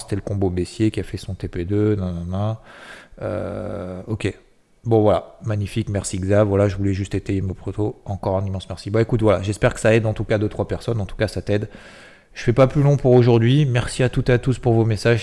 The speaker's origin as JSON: {"language": "French", "town": "Six-Fours-les-Plages", "region": "Provence-Alpes-Côte d'Azur", "country": "France", "tie": "born or raised there", "said": "je suis originaire de Sifour-les-Plages"}